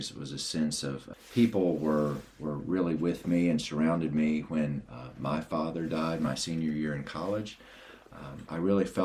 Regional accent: Marion, Virginia, United States; moved away as an adult; also born or lived in Penzance, Cornwall, England; I grew up in Marion, Virginia, in the southwestern part of the state there

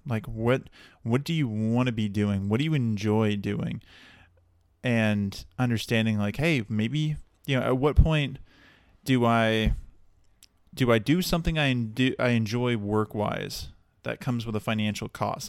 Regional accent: Dallas, Texas, United States; moved away as an adult; now in Santa Barbara, United States; I'm originally from Texas, originally from the Dallas area

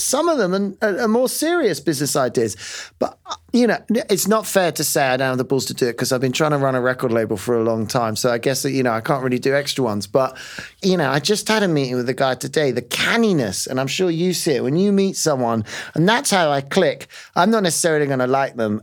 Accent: London, United Kingdom; as a Londoner

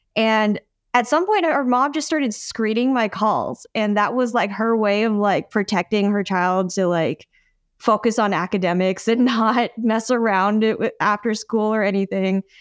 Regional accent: United States; first language English; I'm an American, and that, like, English is my primary language

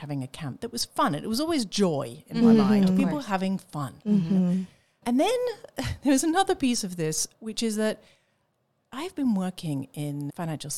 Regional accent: England, United Kingdom; moved away; I grew up in England

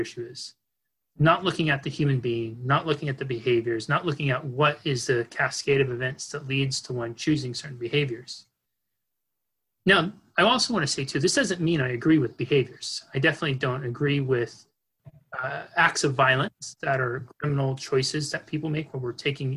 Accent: Northern California, United States; I grew up in Northern California

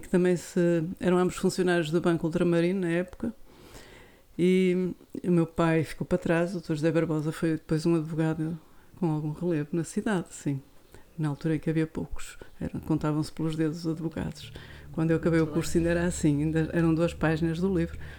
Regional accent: Viana do Castelo, Norte, Portugal; also born or lived in Lisbon; eu cresci em Viana

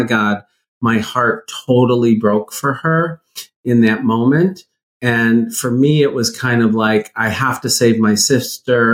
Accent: Midwest, United States; I grew up in the Midwest. In a pretty conservative, you know, Midwestern town

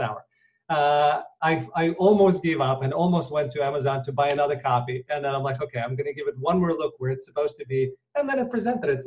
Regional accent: Ukraine; moved away; When I was born in Ukraine

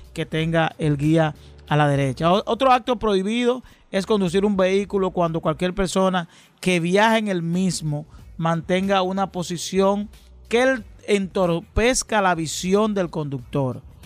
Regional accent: Dominican Republic; vida que hemos tenido los dominicanos

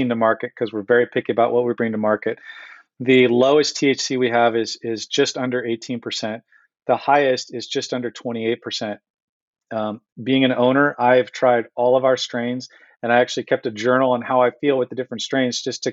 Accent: Santa Cruz, California, United States; now in Michigan, United States; when I was growing up in California, I'm up in Santa Cruz

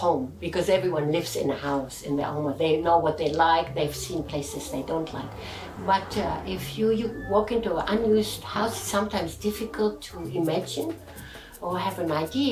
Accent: Hanover, Lower Saxony, Germany; moved away as an adult; also born or lived in Italy / Switzerland; now in Tokyo, Japan; I'm from Germany, but I live in Tokyo

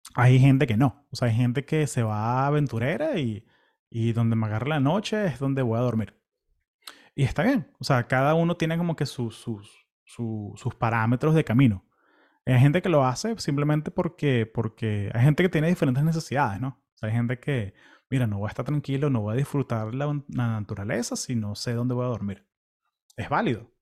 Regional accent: Venezuela; also born or lived in California, United States; now in Florida, United States

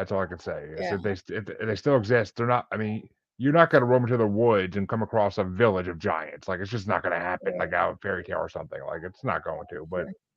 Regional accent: Massachusetts, United States; I'm from Massachusetts

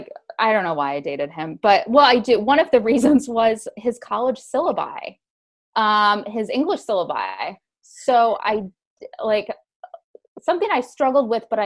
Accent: Sandusky, Ohio, United States; I'm from Sandusky, Ohio.

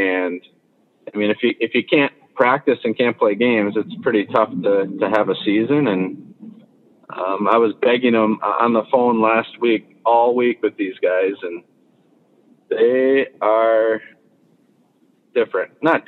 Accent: Midwest, United States; I mean, I grew up in the Midwest. I wanted to get kind of come home.

